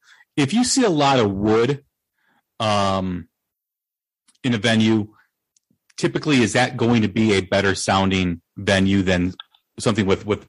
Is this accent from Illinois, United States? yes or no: yes; Des Plaines, Illinois, United States; my hometown, Des Plaines.